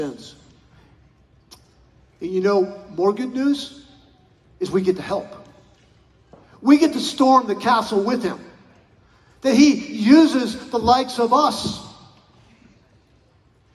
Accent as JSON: {"language": "English", "region": "Colorado", "country": "United States", "tie": "born or raised there", "said": "I grew up in Colorado"}